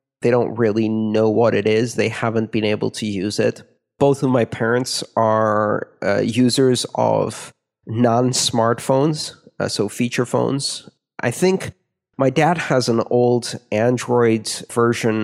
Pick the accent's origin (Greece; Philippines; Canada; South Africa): Greece; my home country